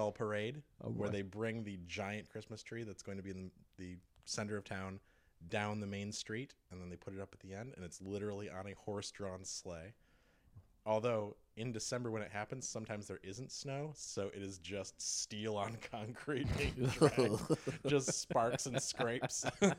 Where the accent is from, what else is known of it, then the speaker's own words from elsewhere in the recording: Manistee, Michigan, United States; moved away; But I grew up in Northwestern Michigan.